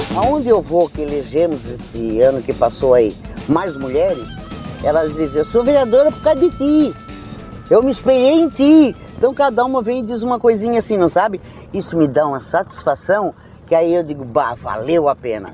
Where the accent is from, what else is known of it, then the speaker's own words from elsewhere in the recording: Criciúma, Santa Catarina, Brazil; Criciúma, minha terra natal